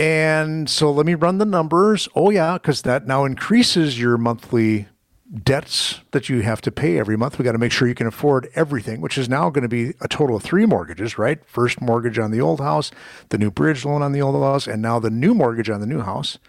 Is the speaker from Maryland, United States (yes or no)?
no; Muskego, Wisconsin, United States; a property in Muskego, my hometown